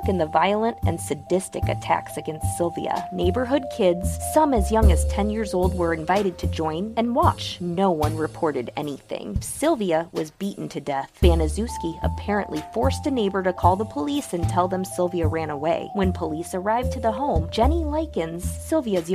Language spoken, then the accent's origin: English; Iowa, United States; all from my home state of Iowa